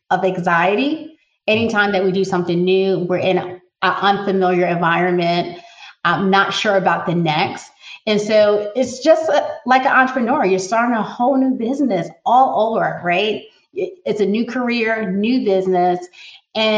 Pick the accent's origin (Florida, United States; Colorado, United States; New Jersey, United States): New Jersey, United States; now in North Carolina, United States; growing up in North Jersey, right across Manhattan